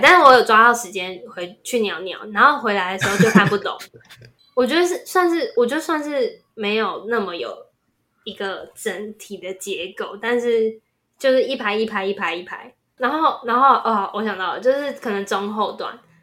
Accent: Taiwan; 作为一个台湾人，你一定也有相似的经验，

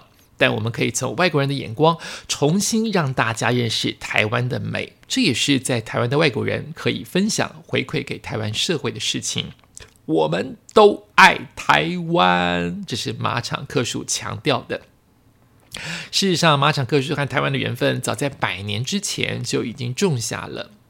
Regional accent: Sendai, Miyagi, Japan; Chinese is a second language; moved away as an adult; also born or lived in Hokkaido; now in Taiwan; 虽然我是东北人呐，仙台出生，在北海道读大学，大家都认为我很耐寒，但是不行啊。

